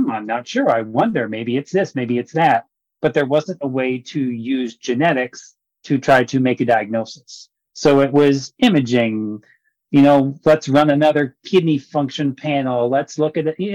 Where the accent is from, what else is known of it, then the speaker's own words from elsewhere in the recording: Pennsylvania, United States; now in Michigan, United States; I'm from Pennsylvania, so not too far away